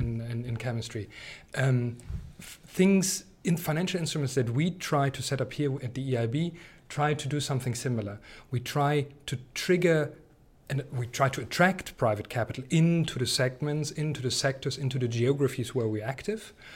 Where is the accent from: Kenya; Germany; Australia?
Germany; East Germany; I come from East Germany